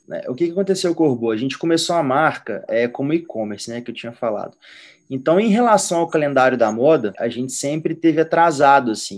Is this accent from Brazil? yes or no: yes; Minas Gerais, Brazil; A gente é de Minas, né, praticamente fui criado em Minas